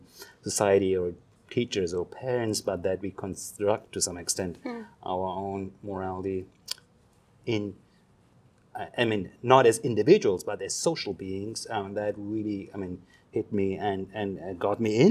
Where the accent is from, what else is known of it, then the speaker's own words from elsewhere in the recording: Germany; first language German; English is a second language; moved away as an adult; now in Canada; you hear from my accent, English is not my first language. I'm actually German. I grew up in Germany.